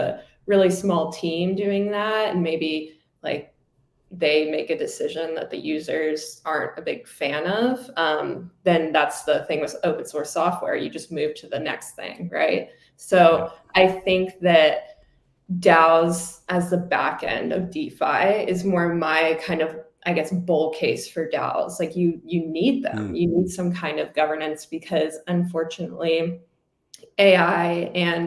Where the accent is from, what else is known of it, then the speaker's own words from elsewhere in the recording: Virginia, United States; I'm from Virginia